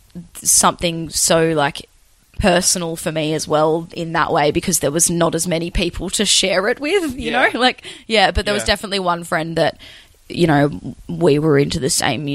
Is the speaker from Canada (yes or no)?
no; Bruny Island, Tasmania, Australia; Bruny Island, Tasmania. Right down the bottom.